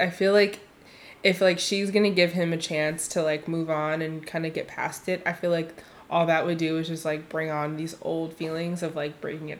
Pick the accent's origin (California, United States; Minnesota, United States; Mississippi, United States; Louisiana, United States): California, United States; Bay Area; I was born and raised here in the Bay Area.